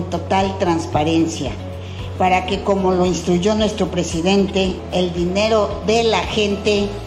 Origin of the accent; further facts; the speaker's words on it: Acapulco, Guerrero, Mexico; yo soy orúnica de Acapulco. Yo nací en el centro de Acapulco.